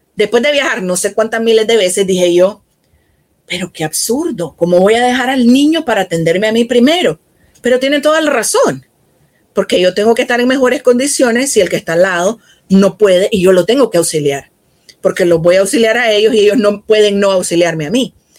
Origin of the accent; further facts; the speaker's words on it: Nicaragua; En el caso de mi país